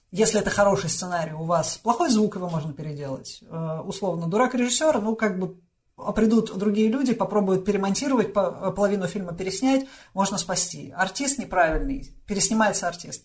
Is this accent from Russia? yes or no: yes; Russia; also born or lived in Moscow / Voronezh; моё детство прошло немножко в Новогиреево и немножко в Воронежском заводском дворе